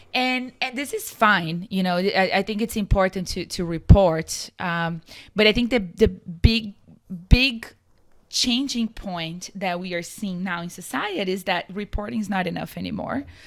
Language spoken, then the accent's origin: English; Brazil; moved away as an adult; also born or lived in San Diego, California; now in United States; I'm from Brazil originally, and I moved to the U S roughly six years ago